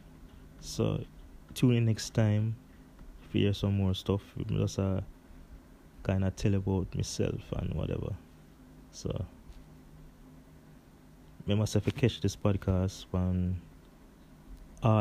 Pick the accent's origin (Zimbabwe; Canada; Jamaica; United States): Jamaica; I was born in Jamaica in a little place called King Saint Martin